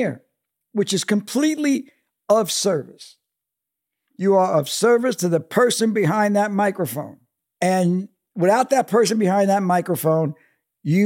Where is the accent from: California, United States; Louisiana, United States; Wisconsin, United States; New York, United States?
New York, United States; New York City; I'm coming from Brooklyn. My father's a longshoreman.